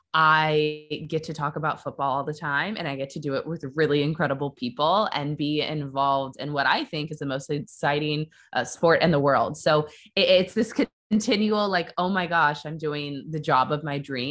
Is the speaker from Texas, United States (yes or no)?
no; Kansas City, Missouri, United States; moved away as an adult; also born or lived in Iowa City, Iowa / New York City; So I'm from Kansas City, Missouri. That's where I grew up.